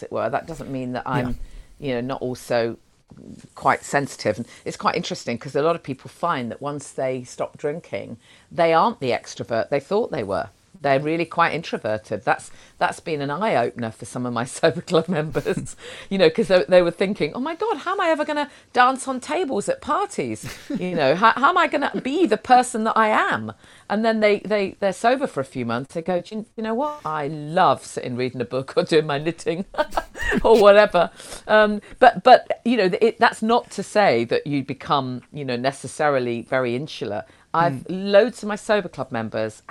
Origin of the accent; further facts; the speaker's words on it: Nottingham, East Midlands, United Kingdom; I'm from Nottingham